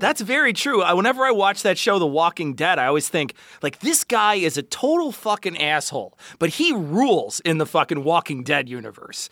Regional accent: United States; I'm American

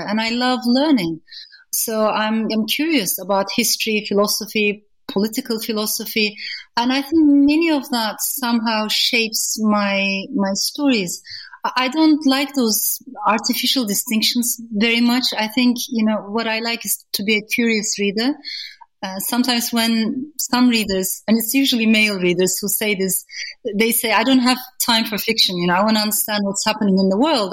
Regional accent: Turkey; now in United Kingdom; growing up in Turkey.

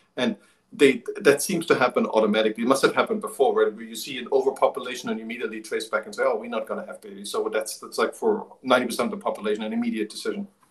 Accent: eastern Germany, Germany; moved away; I grew up in Eastern Germany, on the other side of the wall

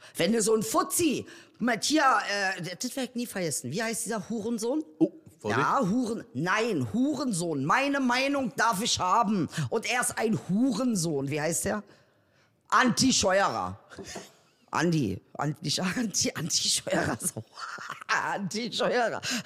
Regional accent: Berlin, Germany; ich bin Berliner

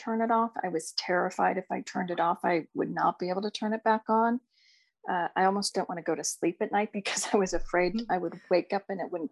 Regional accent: Ohio, United States; I grew up in Ohio

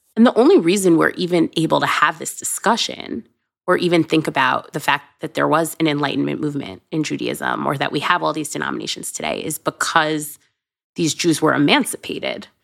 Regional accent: United States; whether or not I'm an American Jew or a Jewish American

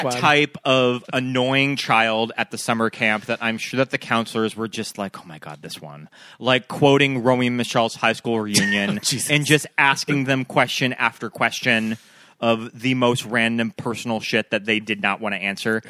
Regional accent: near the Judith Mountains, Montana, United States; I went to 4-H camp, and the 4-H camp was at a Boy Scout camp in the middle of the Judith Mountains, which are just outside of my hometown.

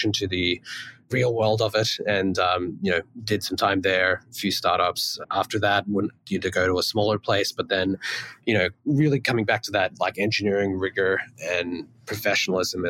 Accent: Australia; moved away as an adult; also born or lived in Melbourne; now in United States; I came from Australia

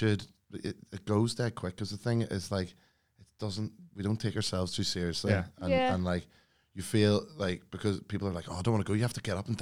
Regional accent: Belfast, Northern Ireland, United Kingdom; moved away as an adult; also born or lived in London; now in Liverpool, United Kingdom; So I'm from Belfast. And then, I moved over to Liverpool when I was about 18 and then moved to London and then back to Liverpool. Liverpool's like my home now

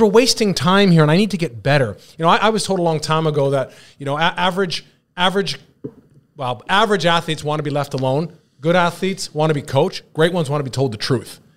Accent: British Columbia, Canada; the B C Lions, the C F L, which happened to be my hometown team

